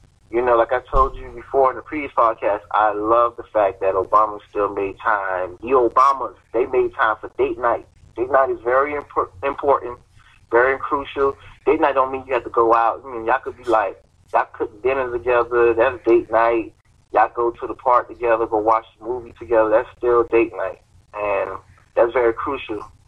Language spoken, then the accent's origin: English; Miami, Florida, United States; moved away; I'm from Miami